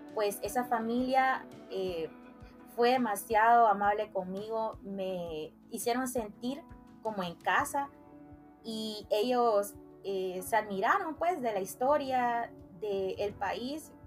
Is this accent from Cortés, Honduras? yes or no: yes; Puerto Cortés, Cortés, Honduras; now in San Pedro Sula, Honduras; yo nací en Puerto Cortés, Honduras, pero ya llevo aproximadamente 20 años de vivir eh, acá en San Pedro Sula